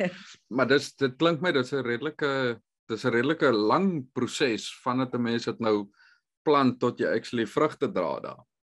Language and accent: Afrikaans; South Africa; moved away; ons as Suid-Afrikaners is moerse sosiale mense.